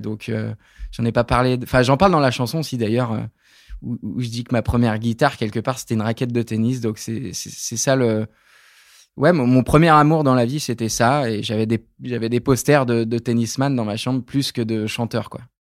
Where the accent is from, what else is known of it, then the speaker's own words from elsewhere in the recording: Creuse, Nouvelle-Aquitaine, France; J'ai grandi dans la Creuse